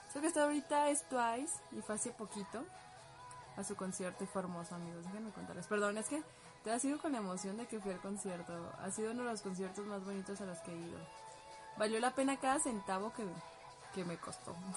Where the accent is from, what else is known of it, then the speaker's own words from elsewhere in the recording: Guadalajara, Jalisco, Mexico; soy de Guadalajara.